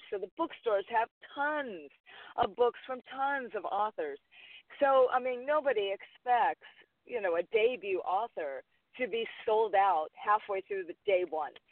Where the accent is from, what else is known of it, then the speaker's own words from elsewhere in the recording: Hawaii, United States; even though I'm Hawaiian